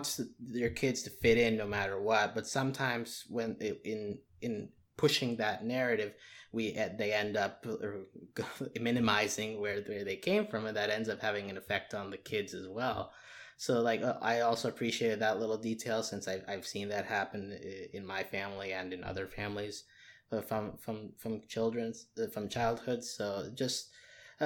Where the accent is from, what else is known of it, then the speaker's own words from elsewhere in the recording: United States; my parents are not from the United States. I was raised in the United States